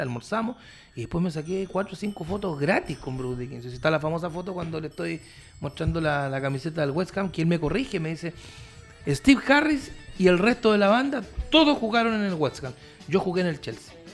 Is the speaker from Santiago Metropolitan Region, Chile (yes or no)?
no; Curicó, Maule, Chile; moved away as an adult; also born or lived in Calama; yo me fui a los 18 años de Curicó pero yo fui seleccionado de fútbol de Curicó, seleccionado interescolar